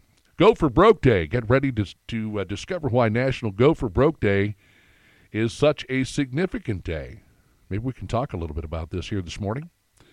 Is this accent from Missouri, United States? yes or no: yes; St. Louis, Missouri, United States; I'm from St. Louis, you know, grew up with that Emo's pizza